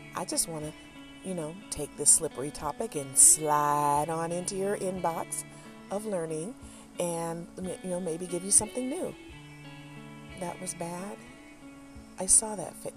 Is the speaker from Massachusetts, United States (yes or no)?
no; Detroit, Michigan, United States; when I was growing up in Detroit